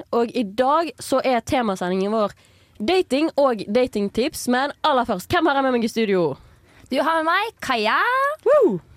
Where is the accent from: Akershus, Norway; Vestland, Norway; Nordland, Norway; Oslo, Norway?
Vestland, Norway; Bergen; Men jeg kommer fra Bergen, så høsten er som regel ganske kjip.